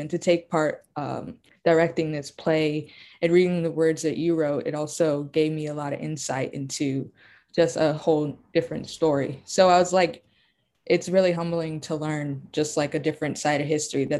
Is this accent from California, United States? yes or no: no; Hawaii, United States; growing up in Hawaii, it is like heavily an Asian community. So that's basically who I grew up around. It's basically who helped raise me.